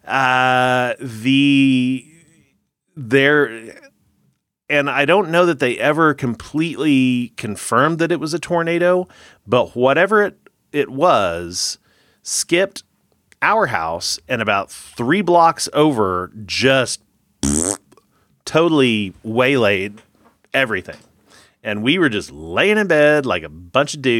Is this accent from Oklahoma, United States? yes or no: yes; Oklahoma, United States; as a kid growing up in Oklahoma